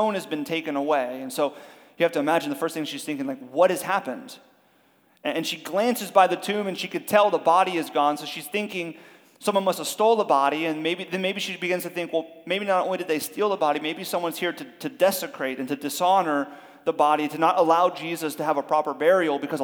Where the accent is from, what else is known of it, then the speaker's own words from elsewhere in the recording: Miami, Florida, United States; we're from Miami.